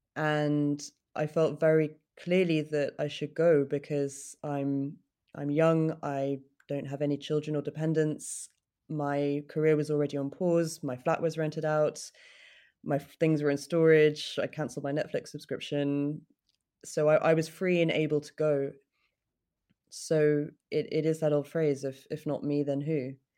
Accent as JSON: {"language": "English", "country": "United Kingdom", "said": "for me to get through as a British woman"}